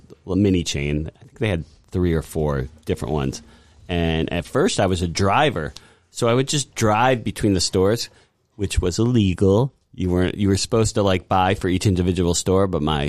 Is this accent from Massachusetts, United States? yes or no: yes; Longmeadow, Massachusetts, United States; I'm from Longmeadow too